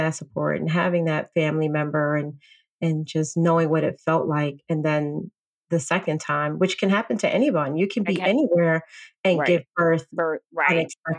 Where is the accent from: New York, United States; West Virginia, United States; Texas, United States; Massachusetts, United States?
New York, United States; Bronx; now in Orange County, United States; I'm a transplant from the Bronx to Orange County.